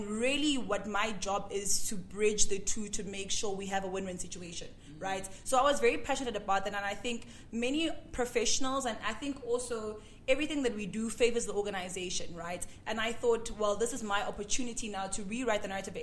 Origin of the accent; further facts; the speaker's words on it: Durban, KwaZulu-Natal, South Africa; moved away; also born or lived in Johannesburg; I'm born and bred in Durban